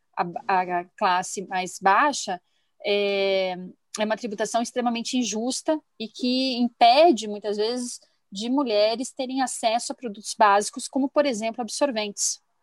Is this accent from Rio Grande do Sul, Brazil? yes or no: yes; Rio Grande do Sul, Brazil; now in Curitiba, Brazil; eu nasci no Rio Grande do Sul, mas Curitiba